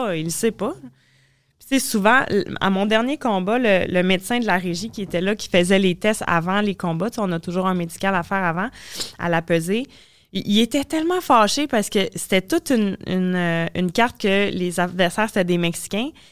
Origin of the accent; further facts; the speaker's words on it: Trois-Rivières, Quebec, Canada; Trois-Rivières, qui est chez nous, là, où est-ce que je viens